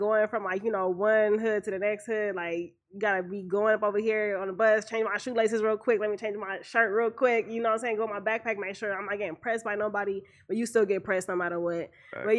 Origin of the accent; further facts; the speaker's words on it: Compton, California, United States; like Compton is still Compton, you know, like we still here.